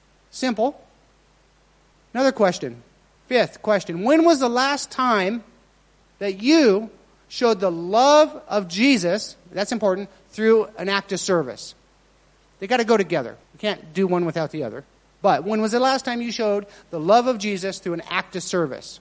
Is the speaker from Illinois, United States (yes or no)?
no; Eureka, Nevada, United States; moved away; I'm from a very small town in Eureka, Nevada.